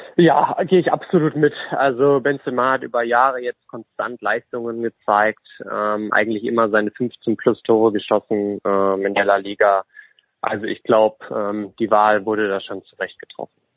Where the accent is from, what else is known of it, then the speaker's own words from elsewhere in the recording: Essen, North Rhine-Westphalia, Germany; Ich komme aus Essen, also nur ein Katzensprung von Gelsenkirchen entfernt.